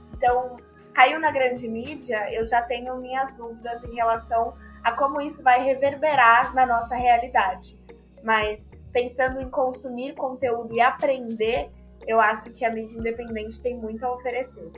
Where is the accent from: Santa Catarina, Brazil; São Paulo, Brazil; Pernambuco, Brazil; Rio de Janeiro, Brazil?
São Paulo, Brazil; Sou tá nascida e criada na Brasilândia, que é a periferia da Zona Norte de São Paulo